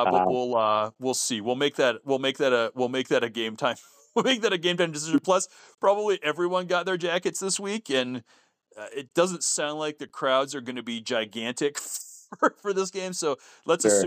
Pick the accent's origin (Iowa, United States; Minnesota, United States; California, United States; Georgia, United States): Minnesota, United States; North St. Paul; I grew up in North St. Paul, Minnesota